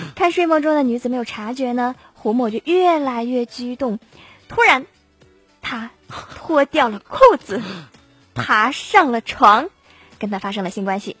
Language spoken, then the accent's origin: Chinese; China; 我觉得作为中国人